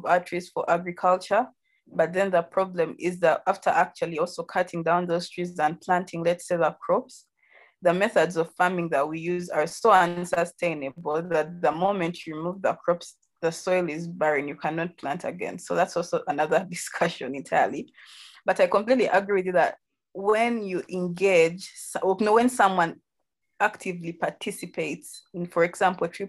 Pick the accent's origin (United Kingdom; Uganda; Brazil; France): Uganda; also born or lived in Kampala; I'm from Uganda. I currently live in Kampala